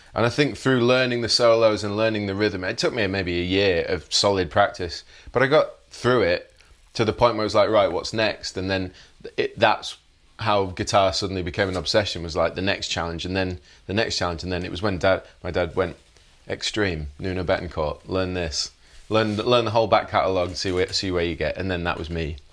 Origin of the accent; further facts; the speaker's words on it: Leeds, Yorkshire and the Humber, United Kingdom; grew up in Leeds in West Yorkshire